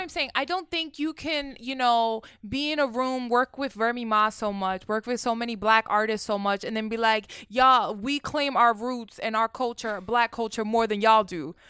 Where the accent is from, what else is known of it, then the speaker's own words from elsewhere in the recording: New York, United States; I grew up in New York